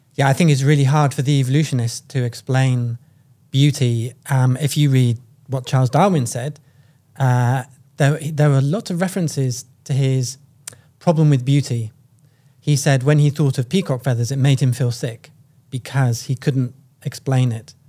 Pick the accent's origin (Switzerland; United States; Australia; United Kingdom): United Kingdom; I'm from the United Kingdom.